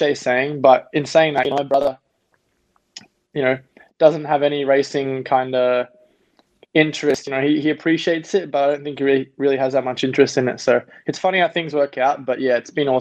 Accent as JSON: {"language": "English", "town": "Gold Coast", "region": "Queensland", "country": "Australia", "tie": "born or raised there", "also_born_or_lived": "Los Angeles, United States / New Zealand", "moved": "yes", "lives_now": "Milwaukee, United States", "said": "I ended up growing up in Australia"}